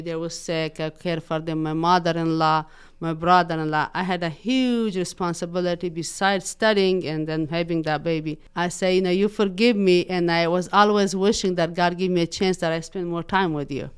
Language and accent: English; Afghanistan; English is a second language; also born or lived in Pakistan; now in Muncie, United States; Originally, I'm born in Afghanistan, and then I was forced to refugee camp in Pakistan. I lived in Pakistan for six years